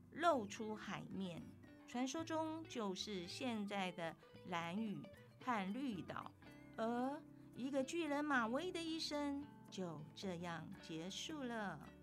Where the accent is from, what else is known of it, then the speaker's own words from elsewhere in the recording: Taitung County, Taiwan; 来自台东阿美族